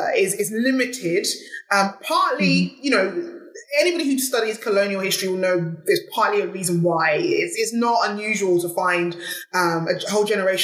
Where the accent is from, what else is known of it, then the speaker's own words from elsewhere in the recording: England, United Kingdom; In much in the same way, as I can't remove myself from being British because I was born and raised in Britain, in England.